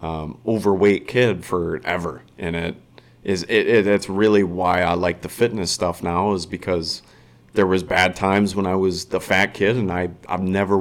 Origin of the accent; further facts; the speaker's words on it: Woodbury, Minnesota, United States; I grew up in Woodbury, went to school in Woodbury, never left Woodbury, and was freaking just born into this area, this privileged area.